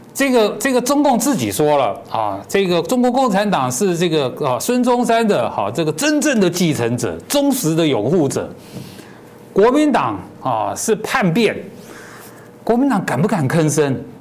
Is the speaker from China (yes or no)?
no; Taiwan; 我们既然在台湾，我们现在有个共同的国家叫，叫中华民国